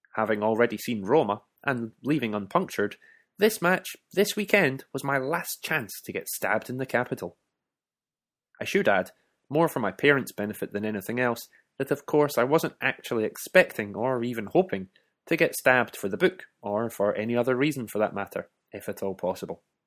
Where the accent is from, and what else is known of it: Scotland, United Kingdom